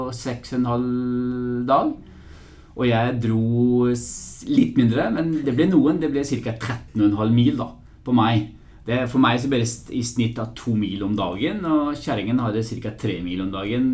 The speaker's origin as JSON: {"language": "Norwegian", "town": "Bergen", "region": "Vestland", "country": "Norway", "accent": "Bergensk", "moved": "yes", "said": "jeg skal prøve å snakke bergensk. For jeg er jo egentlig fra Bergen"}